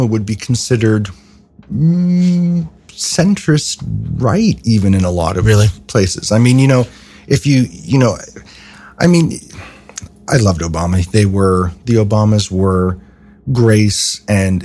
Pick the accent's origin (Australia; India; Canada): Canada; moved away as an adult; now in United States; I'm originally from Canada. My father is an American citizen